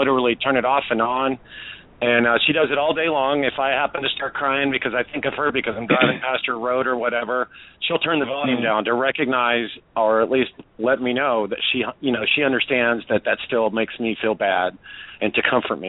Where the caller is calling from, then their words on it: Tampa, Florida, United States; I'm calling from Tampa, Florida.